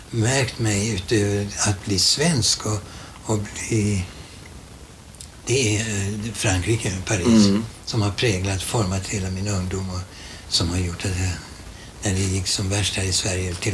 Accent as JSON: {"language": "Swedish", "country": "Germany", "tie": "born there", "also_born_or_lived": "Italy", "second_language": "Swedish", "said": "jag är född som tysk. Jag bär ett tyskt kulturarv i mig"}